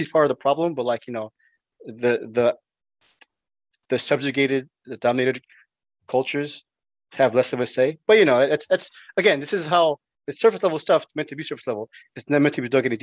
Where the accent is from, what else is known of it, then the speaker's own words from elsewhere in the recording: United States; as an American